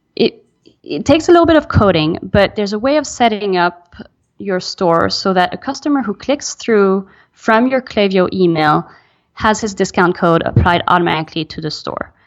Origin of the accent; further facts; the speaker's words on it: Belgium; moved away; also born or lived in France / United States; I'm French. I'm American. I grew up in Belgium.